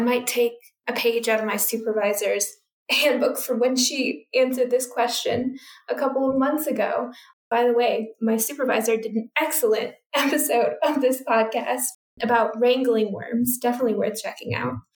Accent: United States; moved away as an adult; also born or lived in United Kingdom; now in Australia; I'm from United States, which has a fairly similar culture, it's still radically different

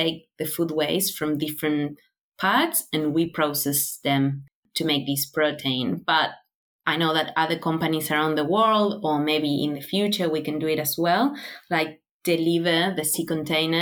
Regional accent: Buenos Aires, Argentina; moved away as an adult; now in Australia; I was born in Buenos Aires. So it's a city with, I don't know, around 13 million people

